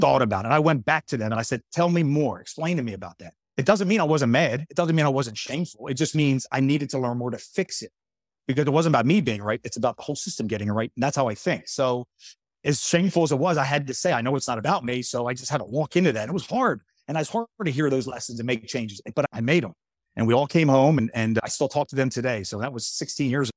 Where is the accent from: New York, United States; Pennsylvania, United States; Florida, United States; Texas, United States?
Pennsylvania, United States; Horsham; the town I grew up in, and Horsham, Pennsylvania, by the way, amazing place.